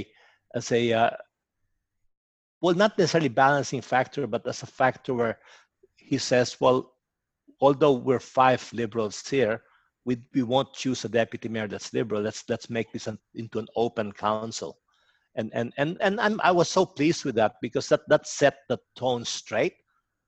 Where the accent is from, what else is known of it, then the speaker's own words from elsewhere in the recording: Philippines; now in Cherrybrook, Australia; I eat a lot of Filipino food because I'm from the Philippines originally.